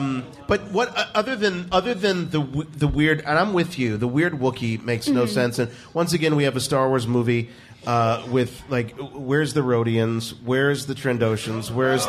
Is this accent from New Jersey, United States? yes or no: no; Canton, Ohio, United States; I'm from Canton. That's how we say it. I'm from Canton.